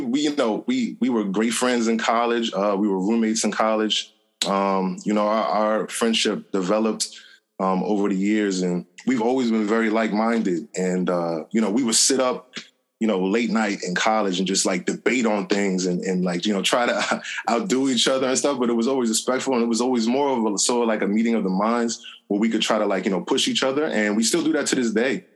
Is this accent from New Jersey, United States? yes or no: yes; Montclair, New Jersey, United States; I grew up in Montclair, New Jersey.